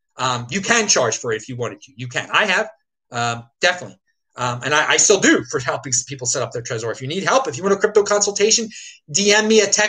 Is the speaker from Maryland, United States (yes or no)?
yes; Baltimore, Maryland, United States; I'm from Baltimore City, home of some famous raves back in the day